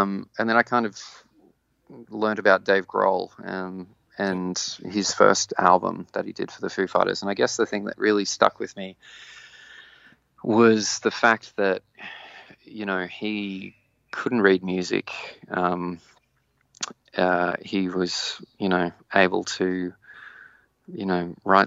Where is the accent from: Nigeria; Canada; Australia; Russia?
Australia; Walcha, New South Wales; also born or lived in Sydney; now in Newcastle, Australia; I grew up in Walker, which is a small country town